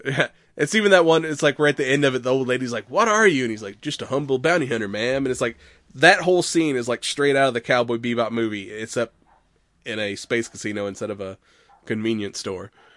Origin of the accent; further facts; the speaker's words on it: United States; I'm American